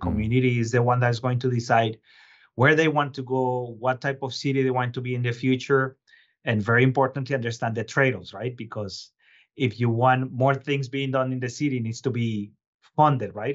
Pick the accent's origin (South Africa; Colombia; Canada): Colombia; Bogotá; moved away as an adult; also born or lived in Boston / New York; now in Lowell, United States; I was originally born and raised in Colombia, but I've been living here for about two decades now